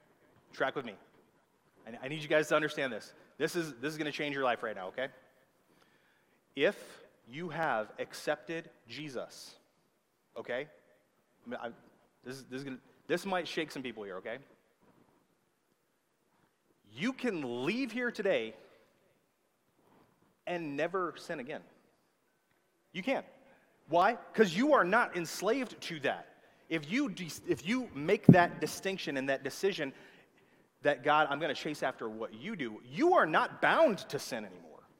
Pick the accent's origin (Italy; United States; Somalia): United States; the South; accent: southern; That was my southern accent coming out.